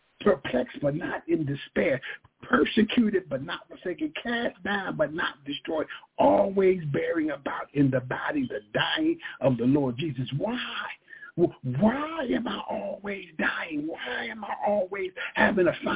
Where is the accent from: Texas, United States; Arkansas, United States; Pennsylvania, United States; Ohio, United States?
Pennsylvania, United States; Philadelphia; We're from North Philly.